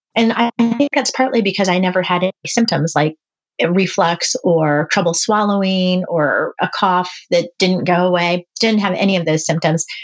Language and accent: English; East Coast, United States; I'm from the East Coast.